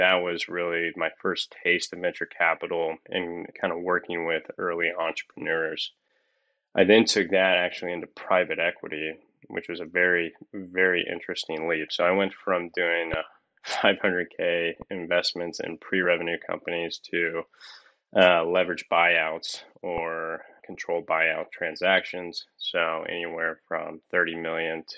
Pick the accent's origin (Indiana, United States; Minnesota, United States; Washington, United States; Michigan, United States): Indiana, United States; Columbus; moved away as an adult; now in Louisville, United States; I'm originally from Columbus, Indiana, which is about an hour north of Louisville and an hour south of Indianapolis